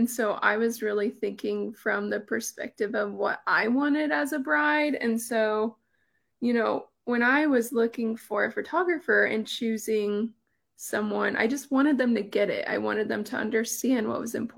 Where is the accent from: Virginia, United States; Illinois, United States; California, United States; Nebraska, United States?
Nebraska, United States; Ainsworth; I had moved back to my hometown. I was getting married and to Mark, and we farm and ranch in Ainsworth